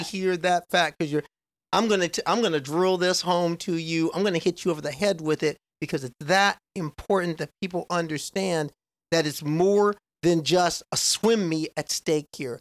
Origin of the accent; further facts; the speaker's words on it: Nebraska, United States; I grew up in Nebraska